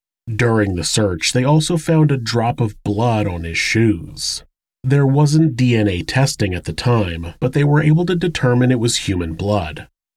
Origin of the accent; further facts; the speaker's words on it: Pacific Northwest, United States; I'm from the Pacific Northwest